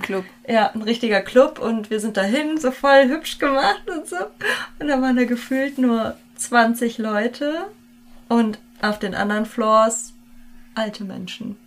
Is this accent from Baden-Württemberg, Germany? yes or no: no; Hesse, Germany; wir kommen beide aus Hessen